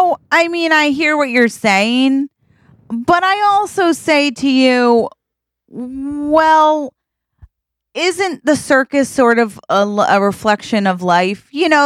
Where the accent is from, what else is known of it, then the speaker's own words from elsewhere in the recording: Boring, Oregon, United States; Cause I grew up in Boring, Oregon.